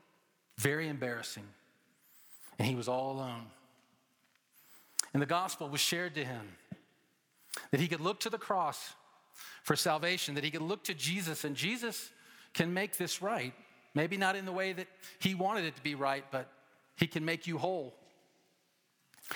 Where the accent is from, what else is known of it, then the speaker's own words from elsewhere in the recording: Atlanta, Georgia, United States; Growing up in Atlanta